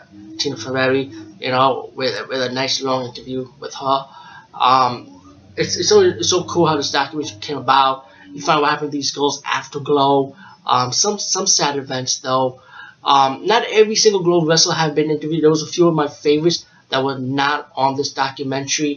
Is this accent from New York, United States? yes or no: yes; New York, United States; I'm from New York